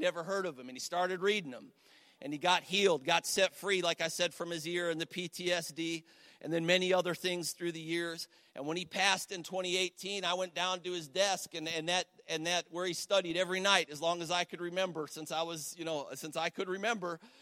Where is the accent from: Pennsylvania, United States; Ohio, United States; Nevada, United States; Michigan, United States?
Ohio, United States; Cleveland; moved away as an adult; now in Ashtabula, United States; I'm from the Cleveland area originally. I live in Ashtabula now